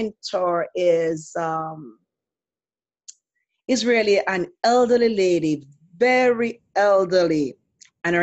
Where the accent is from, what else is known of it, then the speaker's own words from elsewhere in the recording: Jamaica; moved away as an adult; I'm from Jamaica, and I was never Seventh-day Adventist in Jamaica